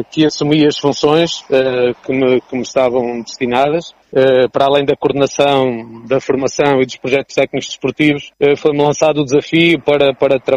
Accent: Resende, Viseu, Portugal; no meu distrito, que é Viseu, e, e depois continuar uh, com o estágio na minha terra, que é Razende, e na minha freguesia, que é São Martinho de Mouros.

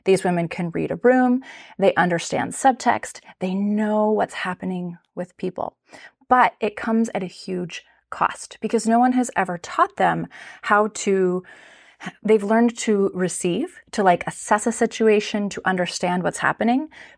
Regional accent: Japan; So I grew up in Japan. My parents are wonderful, beautiful, loving, very devout people of faith, and they took our family to Japan when I was 5 years old

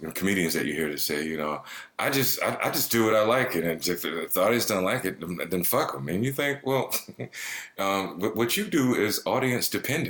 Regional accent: the South, United States; moved away; I'm from the South. You know, I grew up with, you know, murderous working class white people.

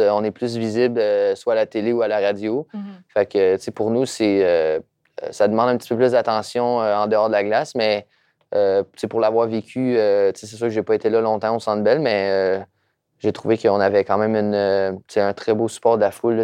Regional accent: Trois-Rivières, Quebec, Canada; Je viens de Trois-Rivières

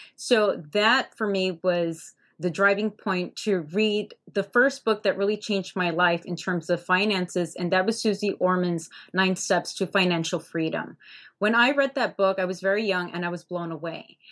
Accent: Hialeah, Florida, United States; I grew up in Hialeah, Florida

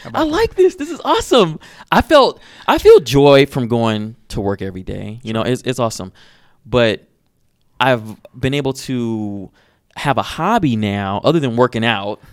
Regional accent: Detroit, Michigan, United States; i'm from detroit and growing up in Detroit

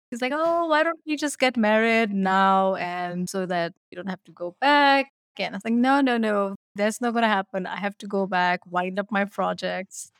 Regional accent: New Delhi, Delhi, India; moved away as an adult; also born or lived in Shimla, Himachal Pradesh, India; now in Edina, United States; I was born in New Delhi in India where I ended up staying in a small town, which was the British capital called Simla

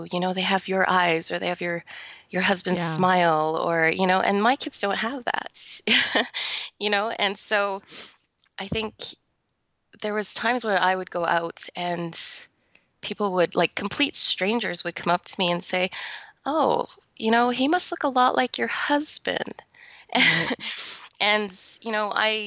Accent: Calgary, Alberta, Canada; I was born and raised in Calgary, Alberta, Canada.

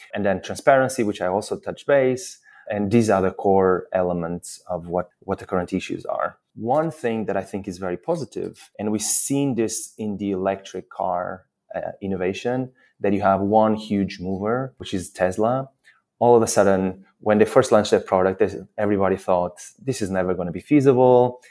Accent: Portugal; moved away as an adult; now in London, United Kingdom; I'm originally Portuguese. I've been in London for 13 years

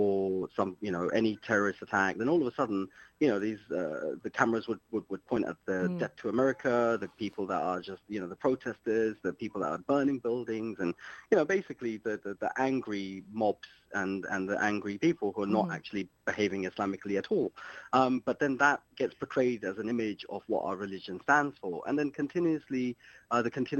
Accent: London, United Kingdom; moved away as an adult; also born or lived in Luton; But I am from West London. I grew up in West London

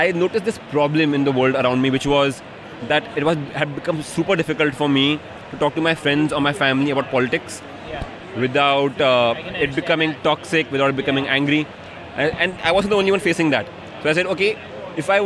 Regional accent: Mumbai, Maharashtra, India; I'm from Bombay in India

